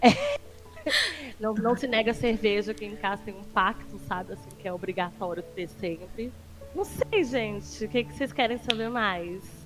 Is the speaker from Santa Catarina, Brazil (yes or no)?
no; João Pessoa, Paraíba, Brazil; eu sou de João Pessoa, Paraíba